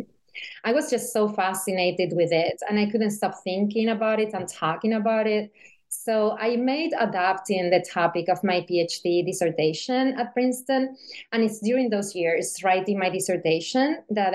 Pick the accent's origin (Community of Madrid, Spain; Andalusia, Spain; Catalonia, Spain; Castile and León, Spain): Andalusia, Spain; Seville; moved away as an adult; also born or lived in Beijing, China; I studied philosophy in college in Sevilla, which is my hometown in southern Spain.